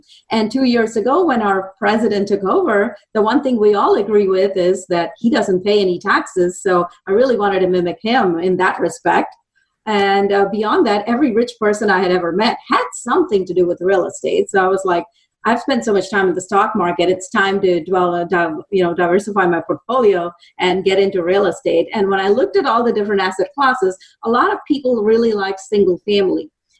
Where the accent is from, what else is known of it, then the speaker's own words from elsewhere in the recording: India; moved away as an adult; now in Dallas, United States; I've lived in Dallas for almost 30 years. I moved here from India with the intention of being an electrical engineer.